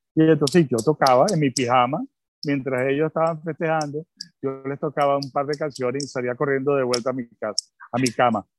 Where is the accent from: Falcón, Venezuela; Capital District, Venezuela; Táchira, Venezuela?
Capital District, Venezuela; Caracas; also born or lived in Tel Aviv, Israel / England / Bogotá, Colombia / India; al año me trajeron a Venezuela